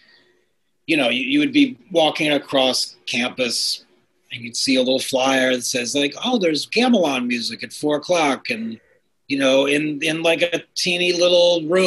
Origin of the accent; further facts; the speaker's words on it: half hour north of Manhattan, outside of New York City, United States; moved away as an adult; also born or lived in Ohio / Boston / Brooklyn / Seattle; now in Cambridge, United States; I grew up outside of New York City. And about a half hour north of Manhattan